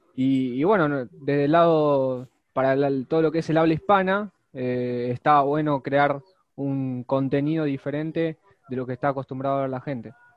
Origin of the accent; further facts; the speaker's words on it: Argentina; somos dos chicos de Argentina